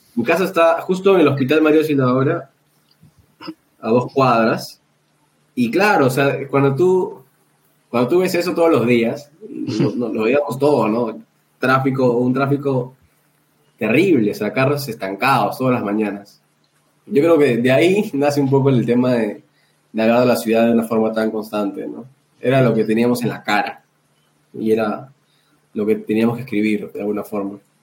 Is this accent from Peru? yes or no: yes; Lima, Peru; porque nosotros somos de San Juan de Miraflores